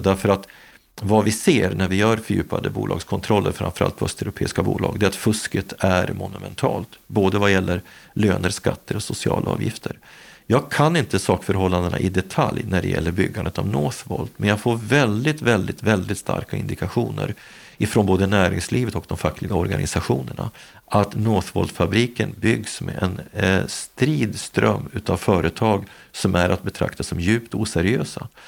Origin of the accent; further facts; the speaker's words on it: Gävle, Gävleborg County, Sweden; min hemstad Gävle